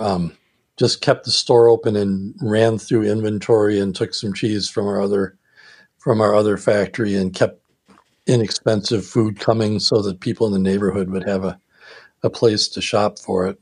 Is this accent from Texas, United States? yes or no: no; Milwaukee, Wisconsin, United States; growing up in Milwaukee